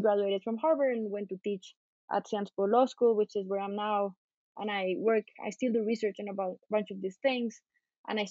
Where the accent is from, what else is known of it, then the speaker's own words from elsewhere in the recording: Bogota, Colombia; I'm a Colombian lawyer. I grew up in Colombia, in Bogota